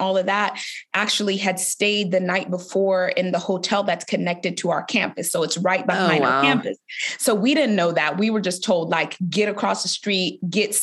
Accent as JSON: {"language": "English", "town": "Boston", "region": "Massachusetts", "country": "United States", "tie": "born or raised there", "said": "I grew up in Boston, Massachusetts"}